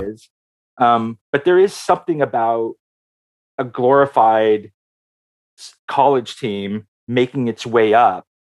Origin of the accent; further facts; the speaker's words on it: Oakland, California, United States; my formative years are in Oakland